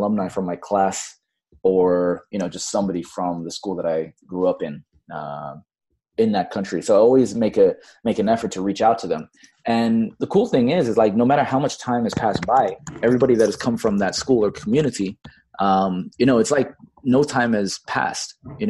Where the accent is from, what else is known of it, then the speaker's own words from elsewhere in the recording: Bangladesh; also born or lived in Fiji; now in Los Angeles, United States; I've got an Australian citizenship, even though I was born in Fiji. But then I grew up most of my formative years in Bangladesh at an American international school.